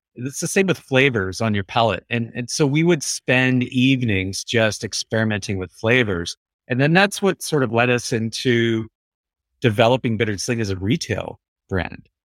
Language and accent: English; Vancouver, British Columbia, Canada; we're from Vancouver